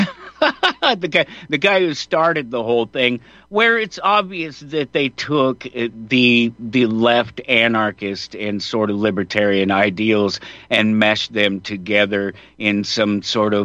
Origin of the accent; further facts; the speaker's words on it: Colorado, United States; I'm from Colorado, born and raised.